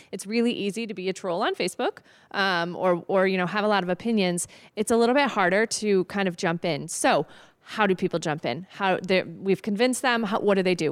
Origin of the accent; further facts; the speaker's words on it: Byron, Illinois, United States; I grew up in a small town. I grew up in Byron